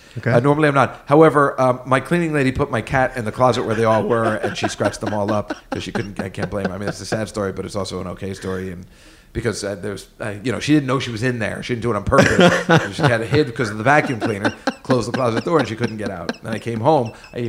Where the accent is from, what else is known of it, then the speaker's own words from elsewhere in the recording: Liverpool, North West England, United Kingdom; When I was a young lad growing up in Liverpool, the TV guy, my mother would say, I would say, is there any mail?